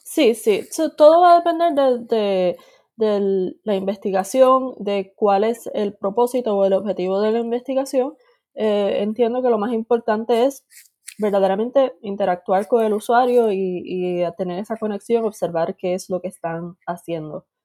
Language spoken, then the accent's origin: Spanish; Puerto Rico; moved away as an adult; also born or lived in Boston, United States; nací en Puerto Rico, estuve viviendo ahí hasta mis 18 años